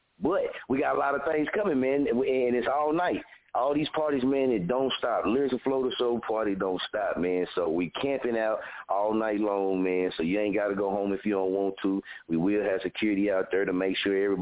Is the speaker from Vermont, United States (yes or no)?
no; Oklahoma, United States; I'm from Oklahoma.